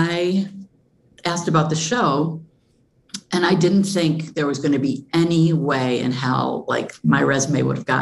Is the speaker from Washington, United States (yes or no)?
no; Flint, Michigan, United States; I'm from Flint